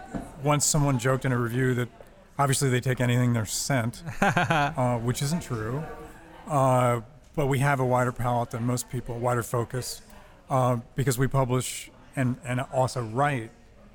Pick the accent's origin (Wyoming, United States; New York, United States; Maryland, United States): Maryland, United States; Bethesda; also born or lived in Washington, D.C.; I grew up in Bethesda, Maryland, and in D.C.